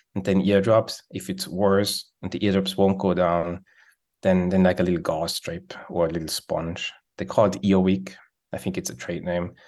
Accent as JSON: {"language": "English", "country": "Switzerland", "second_language": "English", "moved": "as an adult", "lives_now": "United States", "said": "as you can hear, I have an accent, so I'm from Switzerland"}